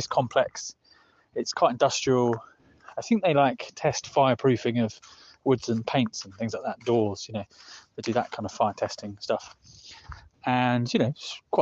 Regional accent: United Kingdom; moved away; I'm back in the UK in my hometown

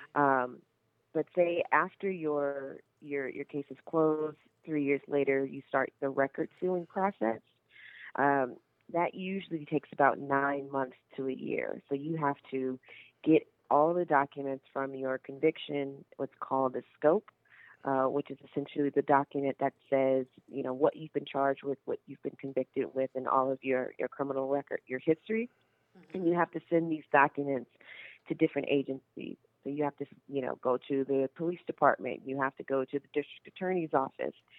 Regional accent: Carson, California, United States; I grew up in Carson, California

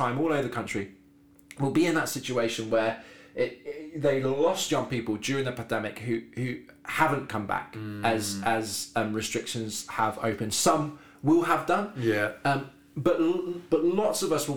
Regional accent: Devon, South West England, United Kingdom; moved away as an adult; I am from Devon, so I lived 18 years in Devon.

